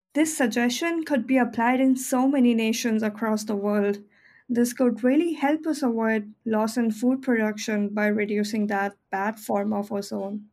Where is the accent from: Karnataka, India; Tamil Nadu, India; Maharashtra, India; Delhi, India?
Delhi, India; my hometown in Delhi